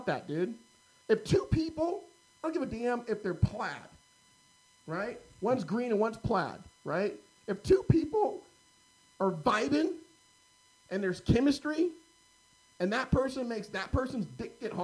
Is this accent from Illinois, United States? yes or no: no; Carmichael, California, United States; grew up in Carmichael, bro. Private Catholic schools